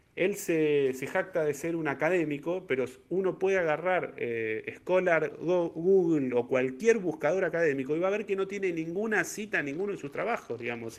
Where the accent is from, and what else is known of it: Argentina